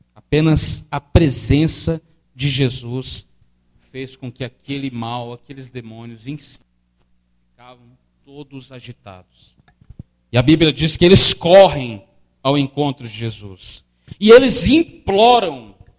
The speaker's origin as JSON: {"language": "Portuguese", "country": "Brazil", "said": "nós brasileiros. Nós brasileiros, brasileiros"}